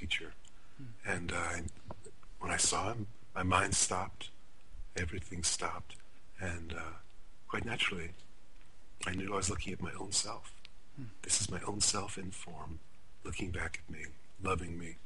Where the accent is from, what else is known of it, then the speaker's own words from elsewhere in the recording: New York, United States; I'm from New York